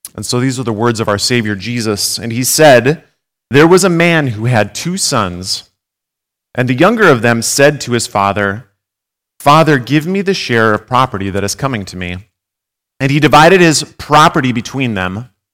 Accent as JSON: {"language": "English", "town": "Gackle", "region": "North Dakota", "country": "United States", "moved": "yes", "lives_now": "Jamestown, United States", "said": "I'm originally from Gackle, um, but live in Jamestown now"}